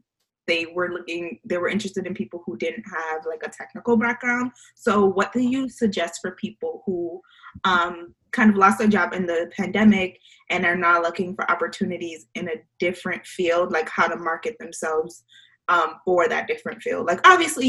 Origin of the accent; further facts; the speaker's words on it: New York, United States; I'm from New York